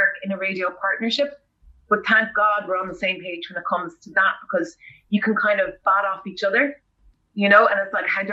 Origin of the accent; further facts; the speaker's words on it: Roundstone, Connacht, Ireland; moved away; I'm from Roundstone, which is a little fishing village about 40-50 minutes away